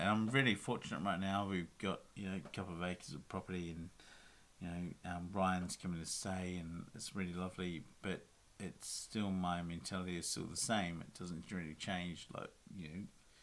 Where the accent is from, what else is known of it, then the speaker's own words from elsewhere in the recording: Wellington, New Zealand; moved away as an adult; also born or lived in Auckland; I grew up in Wellington